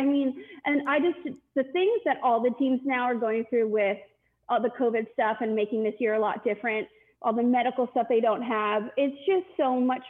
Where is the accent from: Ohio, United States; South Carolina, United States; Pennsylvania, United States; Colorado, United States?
Pennsylvania, United States; Philadelphia; I grew up in Philly, so I knew... I was pretty, thoroughly indebted in the Philly fandom.